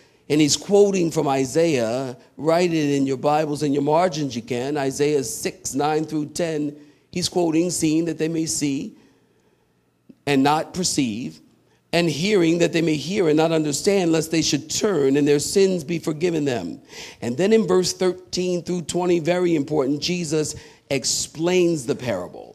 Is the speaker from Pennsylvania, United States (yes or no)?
yes; Philadelphia, Pennsylvania, United States; I'm from Philly